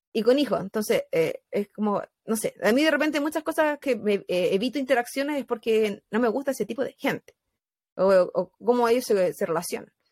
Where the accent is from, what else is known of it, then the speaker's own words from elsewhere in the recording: Mexico; pues si todos somos mexicanos.